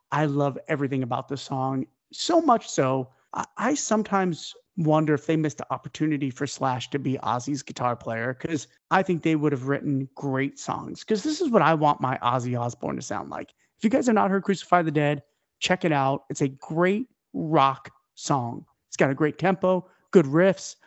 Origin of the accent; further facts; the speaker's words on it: New York, United States; I'm a New Yorker